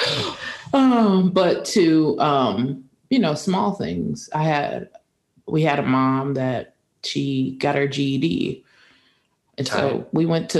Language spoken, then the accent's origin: English; United States; as Americans